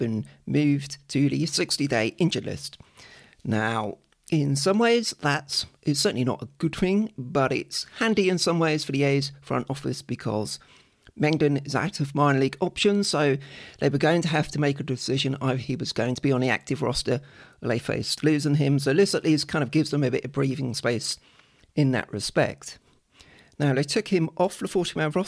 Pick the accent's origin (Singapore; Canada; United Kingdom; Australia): United Kingdom; I'm British